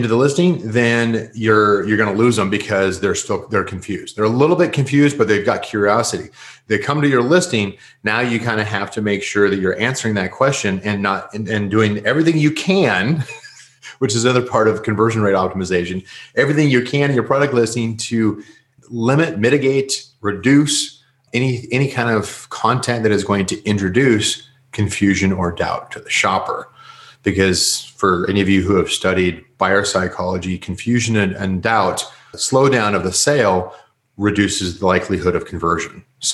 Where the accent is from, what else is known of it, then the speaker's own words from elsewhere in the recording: United States; I'm American